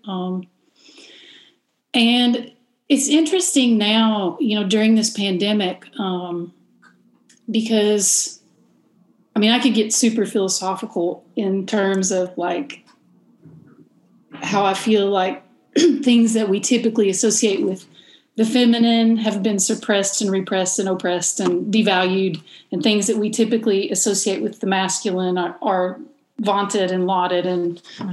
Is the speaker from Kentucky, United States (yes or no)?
yes; Eastern Kentucky, United States; I'm from Eastern Kentucky